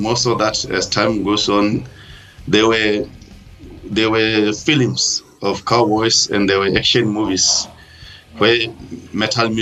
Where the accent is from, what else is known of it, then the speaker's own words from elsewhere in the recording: Rakops, Central District, Botswana; also born or lived in Ghanzi, Botswana; I'm actually originally from Raikops in the central part of Botswana